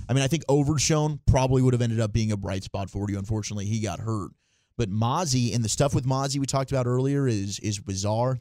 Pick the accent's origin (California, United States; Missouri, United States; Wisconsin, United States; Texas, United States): Texas, United States; Plano; growing up in Plano and being a Dallas Cowboy fan